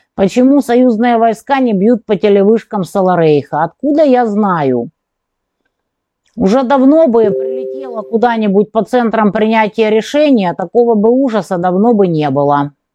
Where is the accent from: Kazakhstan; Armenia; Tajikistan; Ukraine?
Ukraine; Kerch, Crimea; now in Donetsk; греки основали там колонию Пантикопеи, например, мой родной город